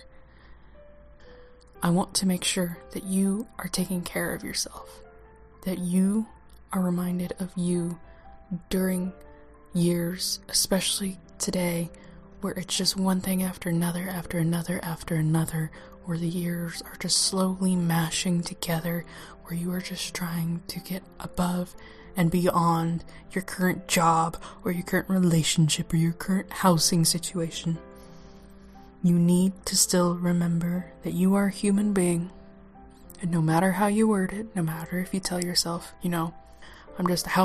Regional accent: Oklahoma, United States; accent: southern twang; moved away as an adult; now in Washington, United States; I am from Oklahoma, so if my southern twang comes out, it's what I'm stuck

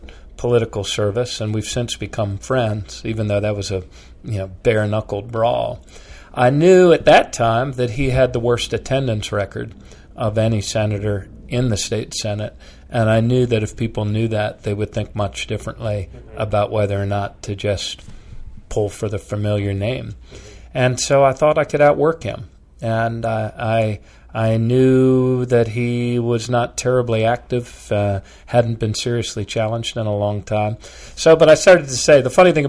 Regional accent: Bethesda, Maryland, United States; moved away as an adult; now in Baltimore, United States; growing up in the Washington area

